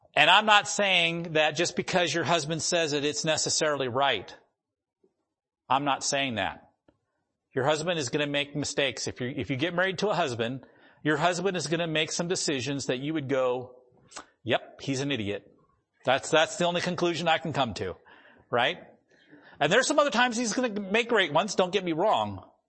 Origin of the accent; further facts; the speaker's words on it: the Dakotas, United States; moved away; I grew up in the Dakotas